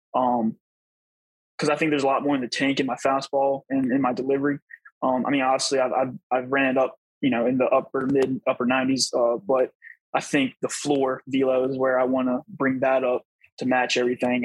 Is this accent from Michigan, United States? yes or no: no; Virginia, United States; I grew up in Virginia